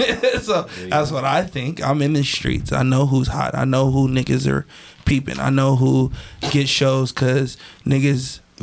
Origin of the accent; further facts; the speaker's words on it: Woodland Hills, California, United States; born there; also born or lived in Simi Valley / Palmdale / Houston; So I was born in Woodland Hills. Moved to Simi Valley. Then from Simi Valley moved to Palmdale. From Palmdale moved back to Simi Valley.